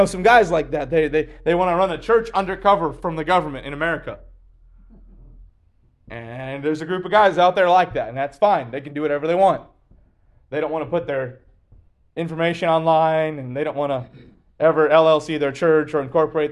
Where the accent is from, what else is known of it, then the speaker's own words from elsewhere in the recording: Kentucky, United States; I'm from Kentucky